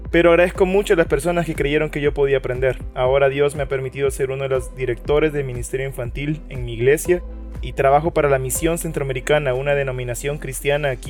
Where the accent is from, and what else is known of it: El Salvador